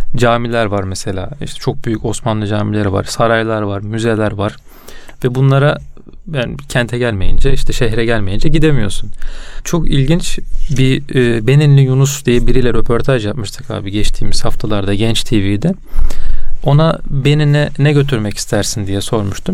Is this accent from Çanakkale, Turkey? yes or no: yes; Çanakkale, Turkey; ben Çanakkale'de e, hayatımın büyük bir bölümü geçtiği için